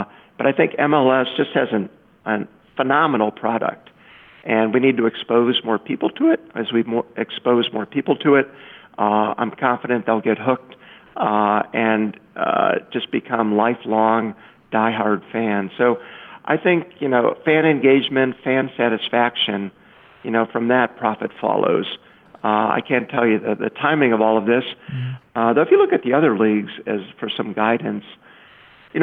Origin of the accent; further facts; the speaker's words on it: Indiana, United States; now in Chicago, United States; I grew up in Indiana, not far from Chicago